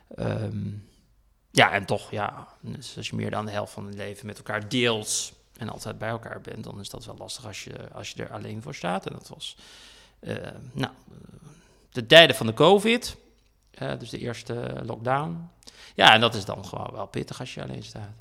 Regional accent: Heerenveen, Friesland, Netherlands; now in Brussels, Belgium; in de omgeving waar ik ben opgegroeid, in de Volkswijkje in Heerenveen.

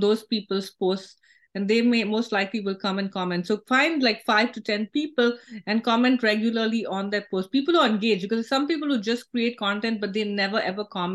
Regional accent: India; now in United States; I went to San Francisco in the morning as an Indian citizen, and then I was leaving as a U.S. citizen.

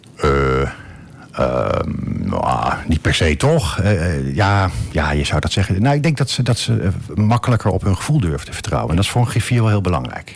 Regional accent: edge of the Veluwe, near Dieren, Gelderland, Netherlands; also born or lived in Dordrecht; now in Almelo, Netherlands; niet uit Wente, maar ik kom van de rand van de Veluwe. Dat is uh, Laag dat is heel klein. Ergens in de buurt van Dieren

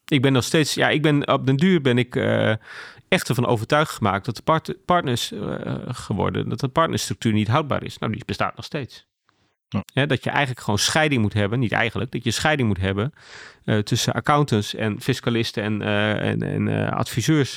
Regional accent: Groningen, Netherlands; also born or lived in Ten Boer; Ik ben geboren en getogen in Groningen. Mijn ouders wonen nog steeds in Ten Boer.

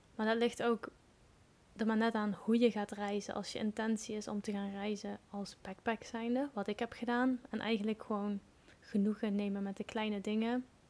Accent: Limburg, Netherlands; moved away; also born or lived in Wales; ik ben geboren in Limburg, het mooie plekje Limburg. En daar woon ik nu momenteel ook weer tijdelijk

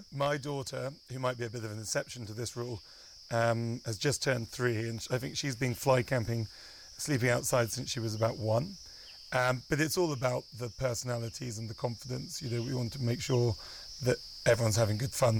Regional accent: United Kingdom; moved away as an adult; now in Kenya; I'm British

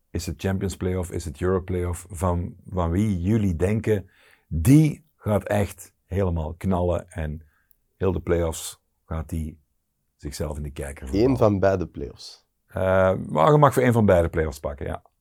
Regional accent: Limburg, Belgium; Ik zal het nooit niet vergeten als Limburger, dank u wel.

